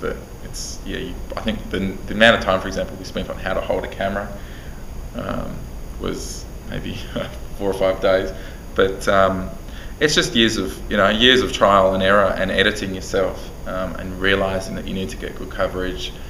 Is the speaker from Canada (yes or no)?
no; Australia; being an Australian